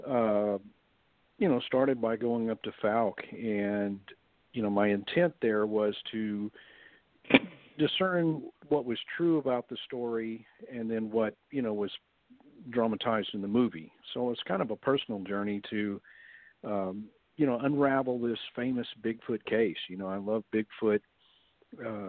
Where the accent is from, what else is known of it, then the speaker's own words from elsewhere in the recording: Texas, United States; where I grew up in Texas